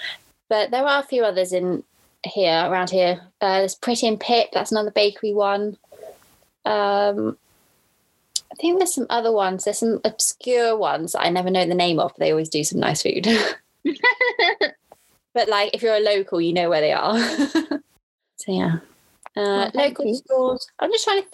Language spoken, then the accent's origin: English; Cirencester, South West England, United Kingdom; also born or lived in Cheltenham; Cirencester, can I say my hometown?